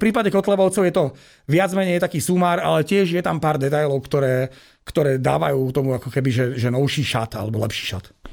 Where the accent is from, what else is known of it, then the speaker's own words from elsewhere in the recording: Žilina, Žilina Region, Slovakia; ja som Žilinčan